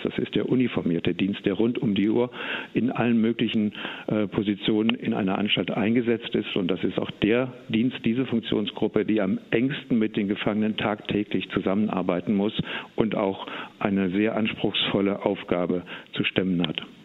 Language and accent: German; Eschwege, Hesse, Germany; ich komme aus Eschwege und von daher also hier oben in Nordhessen auch zu Hause